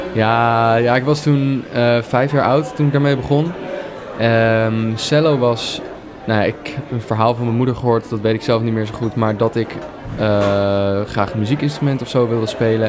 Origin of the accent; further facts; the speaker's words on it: Leiden, South Holland, Netherlands; In Leiden ben ik geboren en heb ik eigenlijk mijn hele leven gewoond